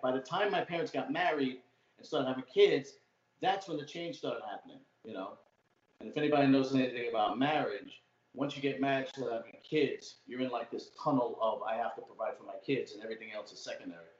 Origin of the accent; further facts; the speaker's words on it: New York City, New York, United States; accent: old school Brooklyn; also born or lived in Staten Island; I grew up in uh, Brooklyn, so I got that old school Brooklyn accent